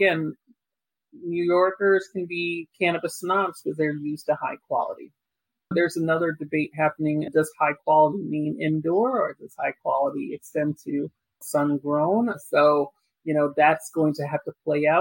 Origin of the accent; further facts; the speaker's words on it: Jamaica; I'm Jamaican